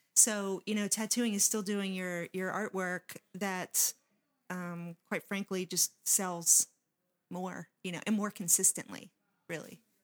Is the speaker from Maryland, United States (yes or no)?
yes; Waldorf, Maryland, United States; when I was growing up in Waldorf, there wasn't a place to show your art